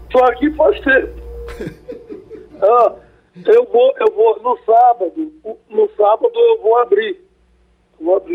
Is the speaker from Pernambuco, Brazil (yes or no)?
yes; Vicência, Pernambuco, Brazil; Eu nasci em Vicência com mais três irmãos